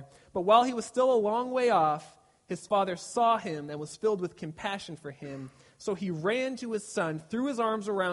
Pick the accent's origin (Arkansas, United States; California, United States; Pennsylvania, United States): California, United States; Glendora; I grew up in Glendora, California.